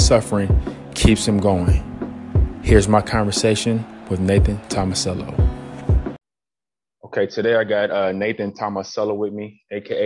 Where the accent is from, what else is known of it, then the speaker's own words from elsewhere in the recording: Columbus, Ohio, United States; I'm from Columbus